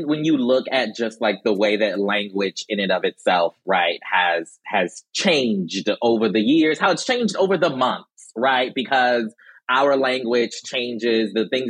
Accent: South Carolina, United States; moved away; I'm from South Carolina. That, you know, my people still there, okay?

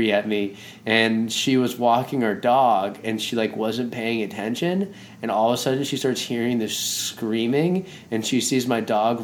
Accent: Boston, Massachusetts, United States; I grew up in Boston and, like, you know, in downtown area.

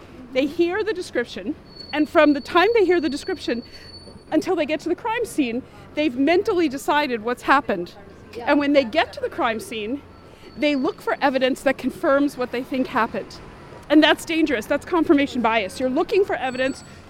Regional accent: New York City, New York, United States; born or raised there

